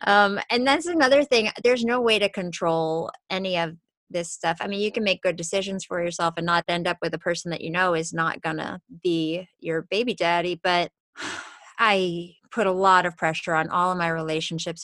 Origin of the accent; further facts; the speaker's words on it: New York, United States; now in Los Angeles, United States; I grew up in New York and I live